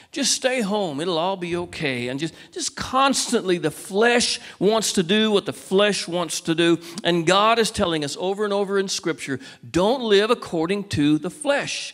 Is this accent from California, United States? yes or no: yes; Walnut Creek, California, United States; now in Cedar Park, United States; I was born in Walnut Creek, California. I live in Cedar Park, Texas